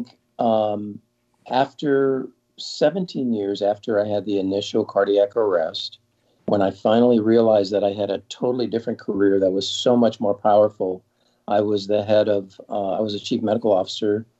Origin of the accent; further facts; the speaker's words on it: Southern California, United States; I grew up in Southern California